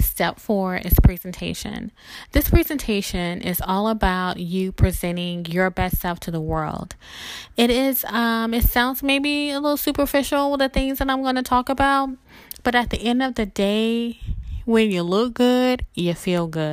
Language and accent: English; the South, United States; I grew up in the South